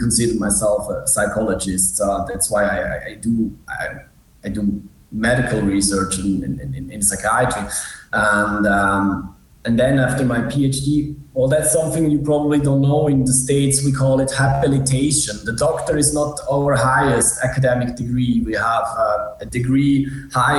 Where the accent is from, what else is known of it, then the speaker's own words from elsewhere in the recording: Switzerland; also born or lived in Zurich; I'm from Switzerland